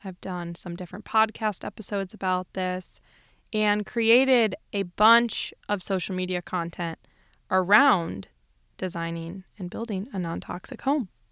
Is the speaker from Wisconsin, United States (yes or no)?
yes; Wisconsin, United States; Waukesha, Wisconsin, actually thirty minutes from my hometown